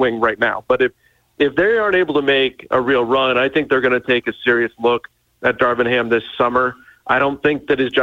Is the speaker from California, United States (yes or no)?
yes; Southern California, United States; I grew up in Southern California